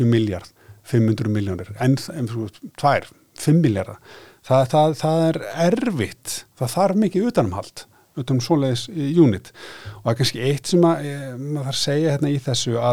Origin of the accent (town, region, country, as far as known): Akureyri, Northeastern Region, Iceland